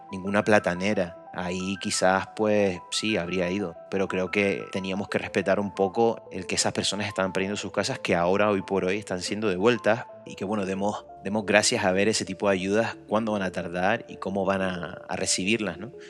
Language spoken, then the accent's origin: Spanish; Gran Canaria, Canary Islands, Spain; vengo de, de, las Islas Canarias, soy gran canario